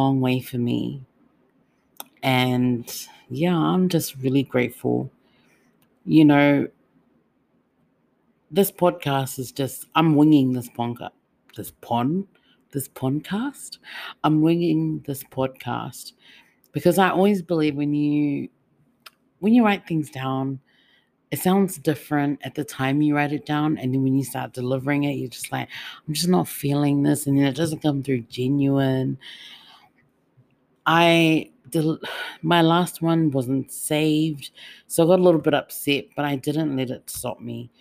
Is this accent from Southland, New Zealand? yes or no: no; Auckland, New Zealand; now in Melbourne, Australia; I'm not originally from Melbourne. I'm from Otara. You know, I'm from Auckland. I'm from home. Like, to me, that's my home. And I've migrated here.